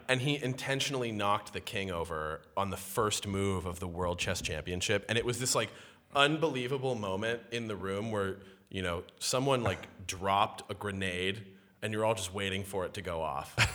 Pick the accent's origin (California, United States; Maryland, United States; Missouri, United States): California, United States; Walnut Creek; moved away as an adult; now in New York, United States; I am from the Bay Area, uh, from a place called Walnut Creek, California